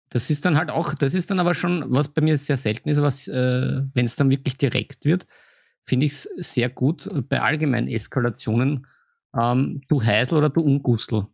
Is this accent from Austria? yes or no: yes; Vienna, Austria; als Wiener